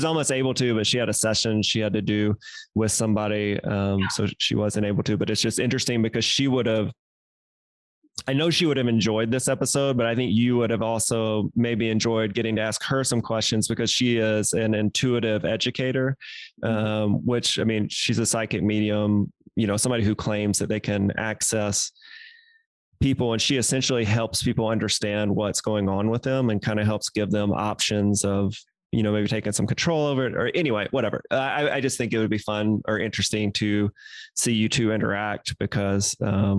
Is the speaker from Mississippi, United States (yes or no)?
yes; Mississippi, United States; moved away; I am originally from Mississippi.